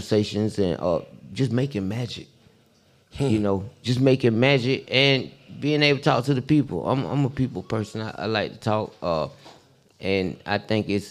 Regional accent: Atlanta, Georgia, United States; we grew up in Southwest Atlanta.

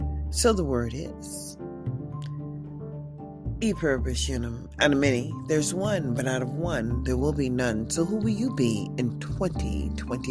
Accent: United States; also born or lived in Nevada; as American citizens

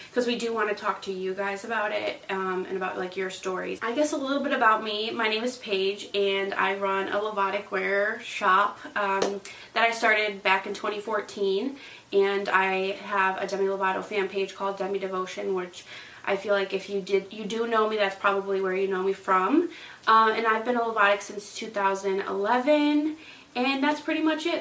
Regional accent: Connecticut, United States; I'm from Connecticut

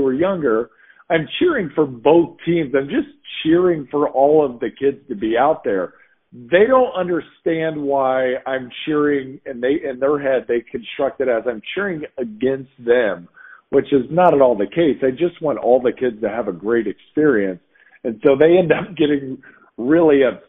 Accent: Indiana, United States; I'm from Indiana

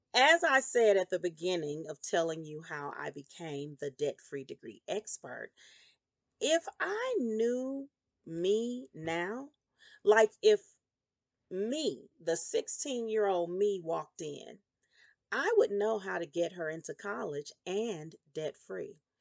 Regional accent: Meridian, Mississippi, United States; I was born in Meridian, Mississippi. In my primary home, I lived with my grandmother and my mother in the federal housing projects

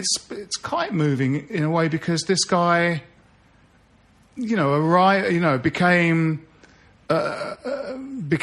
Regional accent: Bromley, London, United Kingdom; we grew up in Bromley, and we went to the same school as David Bowie.

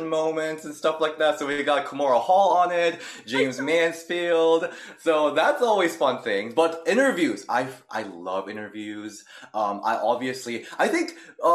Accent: South Korea; English is a second language; moved away; I'm from Korea, that's how I learned English

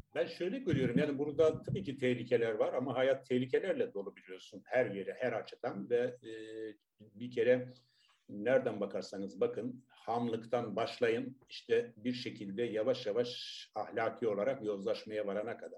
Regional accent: Tarsus, Mersin, Turkey; ben Tarsus doğumluyum.

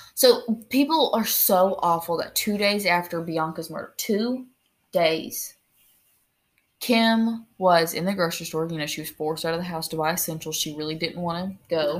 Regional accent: United States; we're American

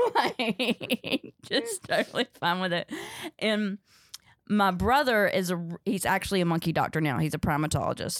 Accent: Ridgemont, North Carolina, United States; also born or lived in Chicago; now in New York, United States; I grew up in Ridgemont, North Carolina, uh, but nobody knows where that is, so I say Durham, 'cause it's Durham County

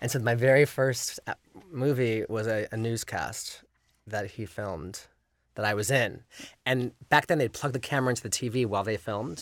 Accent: Los Angeles, California, United States; was raised in the valley and it's, you know, by the, you know, so the Sherman Oaks Gallery, it was sort of my stomping ground

